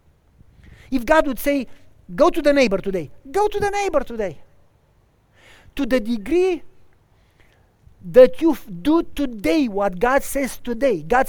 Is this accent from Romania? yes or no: yes; Romania; also born or lived in Tennessee / Wisconsin; now in United States; until I moved from Romania